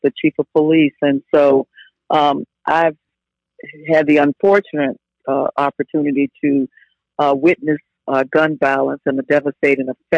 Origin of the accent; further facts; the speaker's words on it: Jacksonville, Florida, United States; I was born and raised in Jacksonville